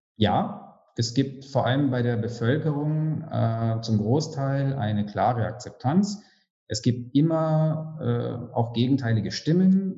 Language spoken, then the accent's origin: German; Germany; now in Romania; Ich bin als Deutscher